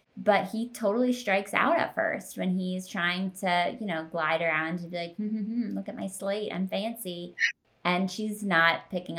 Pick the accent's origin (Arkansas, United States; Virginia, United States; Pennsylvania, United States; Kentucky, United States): Pennsylvania, United States; Philadelphia suburbs; I live in Philadelphia. And I grew up in the Philadelphia suburbs.